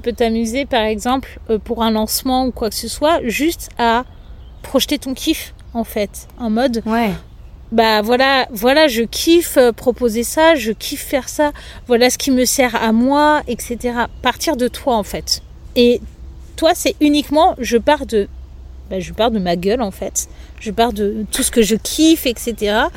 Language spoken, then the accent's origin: French; Angers, Pays de la Loire, France; moved away; also born or lived in Lyon; j'ai quitté Lyon pour aller dans ma région natale, donc à côté d'Angers